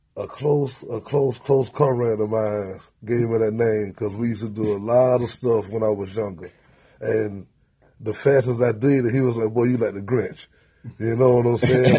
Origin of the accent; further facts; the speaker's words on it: Tallahassee, Florida, United States; I'm from Tallahassee, Florida, man. I'm from the outskirts a little bit.